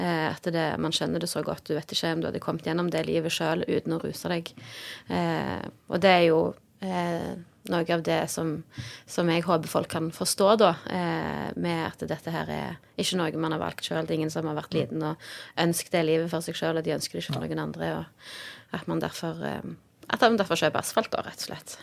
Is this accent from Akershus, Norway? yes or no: no; Stavanger, Rogaland, Norway; jeg vokste opp i Bekkefaret